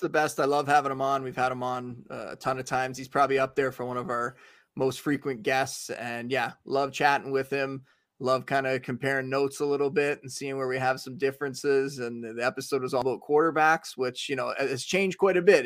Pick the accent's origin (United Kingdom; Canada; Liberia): Canada; I was from Canada.